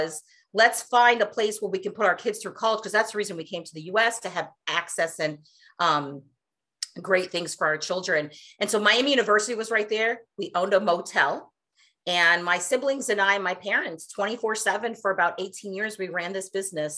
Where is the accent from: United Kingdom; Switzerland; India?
India; now in United States; I was born in India. Once upon a time, long time ago. And my family and I, I'm the youngest of four, we immigrated to the States